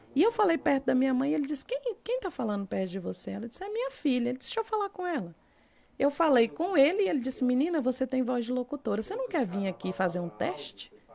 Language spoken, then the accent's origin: Portuguese; Brasília, Federal District, Brazil; also born or lived in Luziânia, Goiás; a família, por a parte da minha é mãe é toda da cidade de Lusiane e nós morávamos, em, Brasília